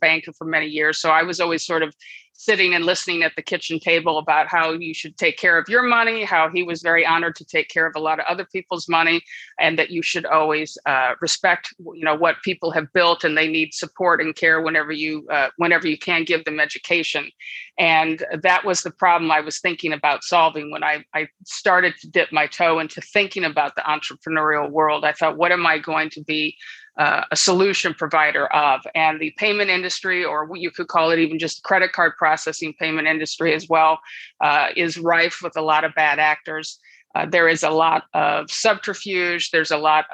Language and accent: English; Birmingham, Michigan, United States; moved away as an adult; also born or lived in Boston, Massachusetts / San Francisco, California / Los Angeles, California; now in San Luis Obispo, United States; I'm originally from Michigan. So I grew up in Birmingham, Michigan